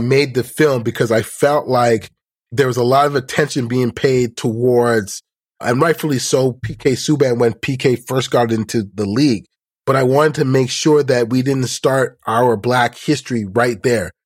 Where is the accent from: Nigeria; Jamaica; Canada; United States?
Canada; as a Canadian